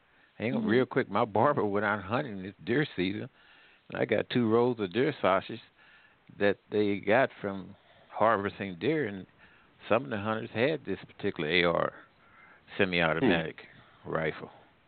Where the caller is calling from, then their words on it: St. Louis, Missouri, United States; Yeah, I'm calling from the St. Louis area.